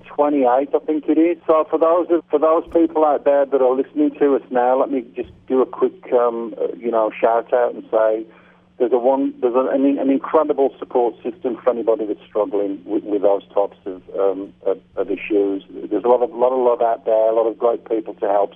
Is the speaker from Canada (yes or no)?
no; United Kingdom; moved away as an adult; also born or lived in Phoenix, United States; I'm back in my home country, in my hometown